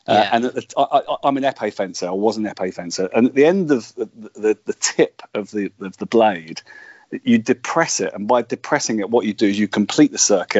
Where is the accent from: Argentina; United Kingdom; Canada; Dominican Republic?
United Kingdom; Luton, East of England; I was born and brought up in Luton